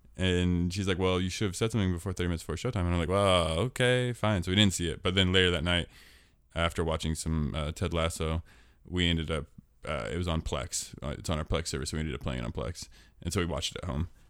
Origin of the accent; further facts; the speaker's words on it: Portland, Oregon, United States; I was born in Portland. That's my hometown